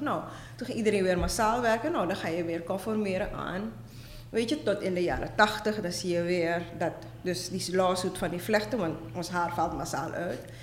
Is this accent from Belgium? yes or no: no; Suriname; moved away as an adult; also born or lived in Netherlands / Amsterdam, Netherlands; now in Brooklyn, New York, United States; ik ben inderdaad getogen in Suriname